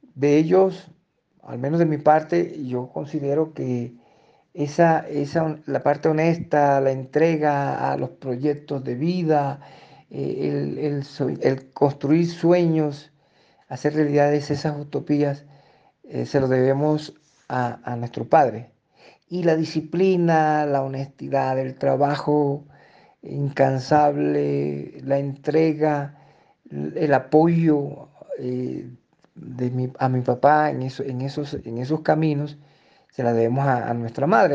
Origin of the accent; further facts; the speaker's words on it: Fonseca, La Guajira, Colombia; moved away as an adult; also born or lived in Ecuador; now in Ipiales, Colombia; mi pueblo Fonseca